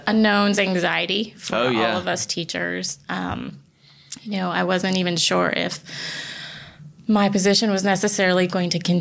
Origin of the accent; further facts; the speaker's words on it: Connecticut, United States; now in South Carolina, United States; I'm actually originally from the Northeast. I grew up in Connecticut